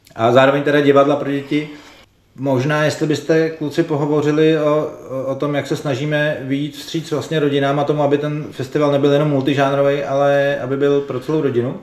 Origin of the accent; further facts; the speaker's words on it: Prague, Czechia; accent: Prague speech (praština); jsme všichni z Prahy, tak nám diváci naši praštinu asi odpustí